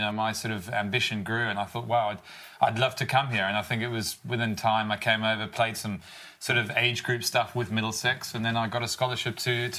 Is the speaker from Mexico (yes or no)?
no; Durban, KwaZulu-Natal, South Africa; moved away; also born or lived in London; I grew up in that sort of environment, you know, close to the beach, you know, hot summer, sun